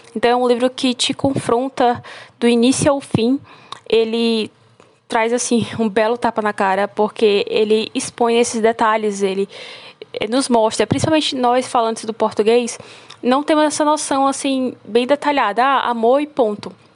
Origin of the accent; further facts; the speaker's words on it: Brazil; Porque é minha terra, é meu lugar